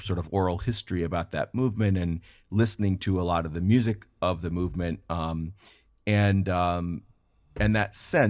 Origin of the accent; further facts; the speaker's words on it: Ann Arbor, Michigan, United States; And I grew up in the Midwest in Ann Arbor, Michigan